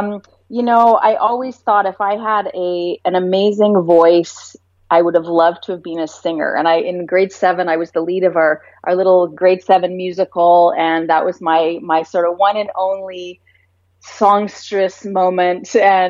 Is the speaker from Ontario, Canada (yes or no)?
no; Vancouver, British Columbia, Canada; also born or lived in Vaughan; I was born in Toronto, Canada, and I grew up in the beautiful city of Vancouver.